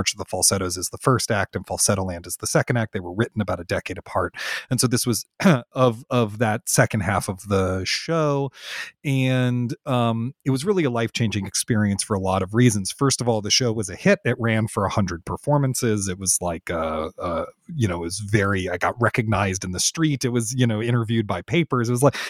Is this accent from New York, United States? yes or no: no; Washington, District of Columbia, United States; I grew up in Washington, D.C., which is a great theater town, has a ton of theater going on.